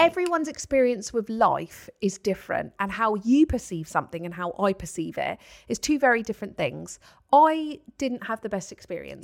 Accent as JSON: {"language": "English", "area": "Paultons Park area", "region": "South East England", "country": "United Kingdom", "tie": "born or raised there", "said": "it is is in my hometown"}